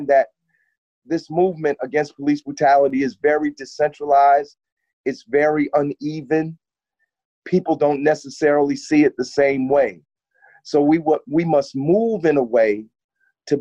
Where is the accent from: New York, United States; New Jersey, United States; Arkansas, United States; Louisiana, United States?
New Jersey, United States; Newark; now in Montclair, United States; I'm from Newark, but for the last few years or so, I've lived